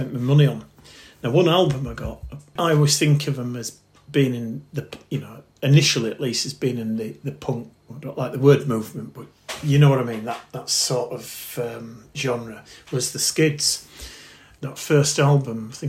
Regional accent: Bradford, Yorkshire and the Humber, United Kingdom; around the time when I was 13, I was living in Bradford, hence my accent.

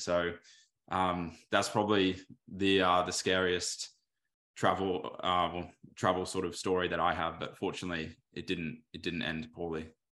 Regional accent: Australia; my dad's from the U K. My mum's was born here.

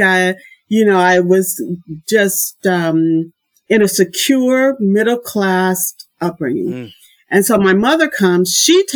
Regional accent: Indianapolis, Indiana, United States; moved away as an adult; also born or lived in Boston; now in Germany; I was born in Indianapolis, Indiana

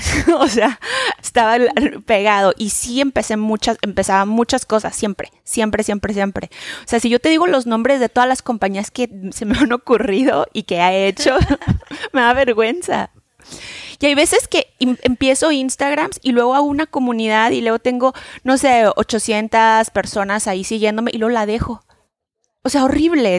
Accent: Mexico; now in New York, United States; vivo en Nueva York, soy de México

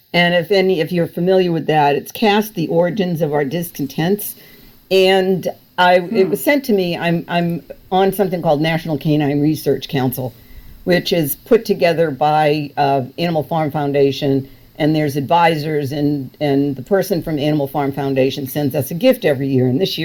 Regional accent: Massachusetts, United States; I grew up in Massachusetts

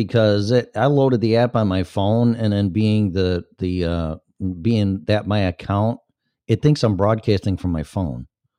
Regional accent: Australia; I'm from Australia.

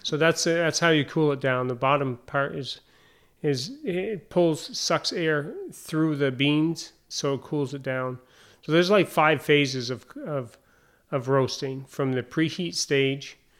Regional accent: Derby Line, Vermont, United States; moved away as an adult; also born or lived in San Diego / South Carolina; now in Rouses Point, United States; my hometown, uh, Derby Line, Vermont.

